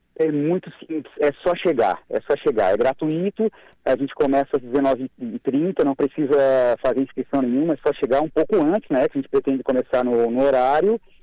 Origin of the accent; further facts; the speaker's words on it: Araranguá, Santa Catarina, Brazil; now in Florianópolis, Brazil; eu sou natural de Araranguá, moro em Floripa há alguns anos